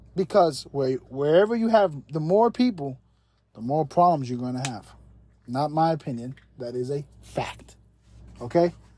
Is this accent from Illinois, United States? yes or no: no; New York City, New York, United States; my hometown, New York City.